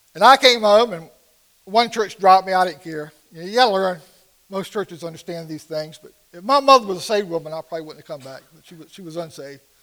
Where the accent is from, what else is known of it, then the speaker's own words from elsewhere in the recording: Portsmouth, Virginia, United States; I grew up in Portsmouth, Virginia, not too far from here.